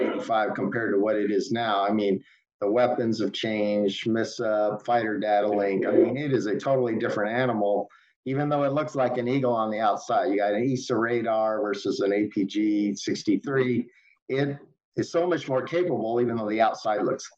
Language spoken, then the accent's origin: English; Denver, Colorado, United States; I grew up in Denver, so just went to Colorado Springs